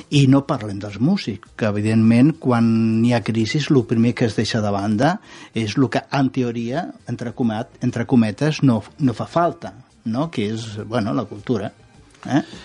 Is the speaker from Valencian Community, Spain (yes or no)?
no; Catalonia, Spain; com a català